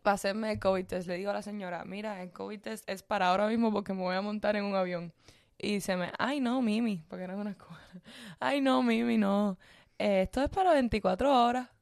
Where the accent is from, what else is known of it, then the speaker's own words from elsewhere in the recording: Cuba; yo soy cubana